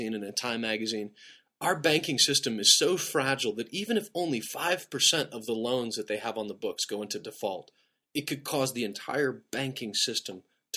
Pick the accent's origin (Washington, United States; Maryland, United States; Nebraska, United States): Nebraska, United States; I grew up in Nebraska